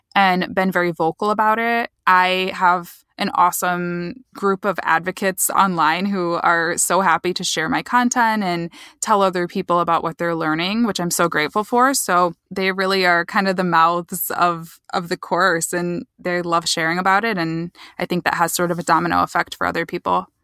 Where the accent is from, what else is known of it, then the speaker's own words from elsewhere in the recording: Michigan, United States; I'm from Michigan, so I'm from about two hours west of Detroit, smaller town